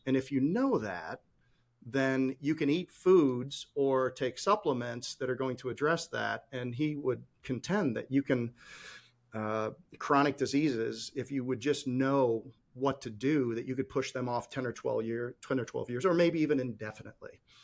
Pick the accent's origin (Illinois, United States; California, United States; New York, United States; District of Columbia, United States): Illinois, United States; Chicago; now in North Carolina, United States; I grew up in Chicago